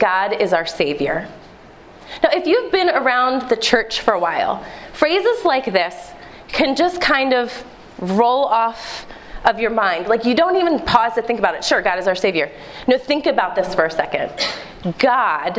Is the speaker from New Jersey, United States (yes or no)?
no; Philadelphia, Pennsylvania, United States; also born or lived in Delaware County, Pennsylvania; I'm a Philadelphia native. In fact, I was born in Delaware County